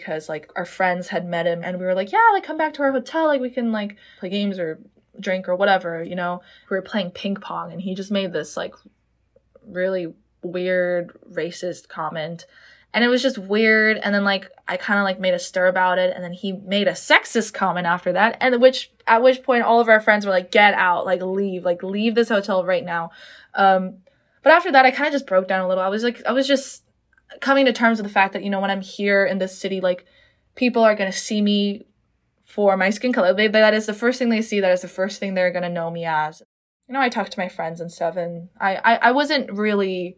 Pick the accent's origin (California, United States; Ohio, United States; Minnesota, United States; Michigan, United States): California, United States; Los Angeles; moved away as an adult; now in Houston, United States; my hometown LA, where I've lived for 18 years